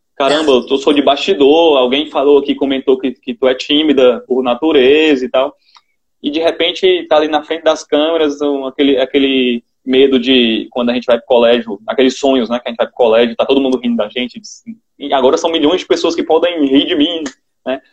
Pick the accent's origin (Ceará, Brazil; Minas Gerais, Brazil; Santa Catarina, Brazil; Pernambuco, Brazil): Ceará, Brazil; uma apresentadora do Nordeste, que quer queira, quer não tenha, o sotaque da gente